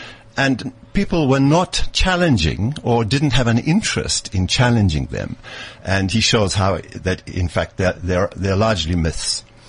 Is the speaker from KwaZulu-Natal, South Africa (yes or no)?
yes; Durban, KwaZulu-Natal, South Africa; born or raised there; moved away as an adult; also born or lived in Cape Town, South Africa / Oxford, United Kingdom / Leeds, United Kingdom / Ethiopia; now in Zimbabwe